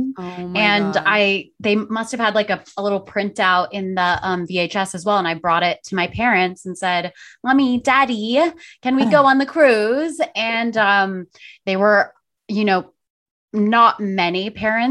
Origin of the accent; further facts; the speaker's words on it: Orange County, California, United States; I grew up in Orange County and was a child actress